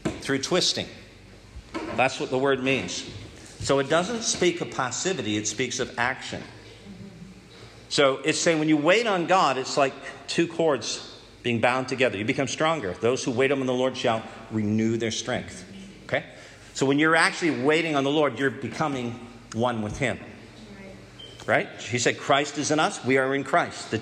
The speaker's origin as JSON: {"language": "English", "country": "Canada", "said": "We're Canadians"}